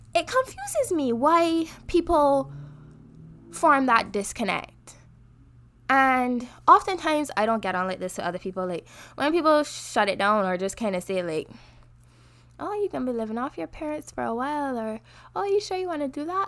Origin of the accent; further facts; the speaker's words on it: Barbados; now in Canada; I'm from Barbados